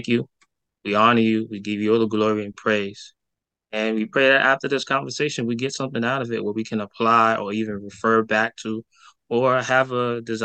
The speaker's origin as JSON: {"language": "English", "town": "New York City", "region": "New York", "country": "United States", "tie": "born or raised there", "said": "I grew up in Brooklyn, New York"}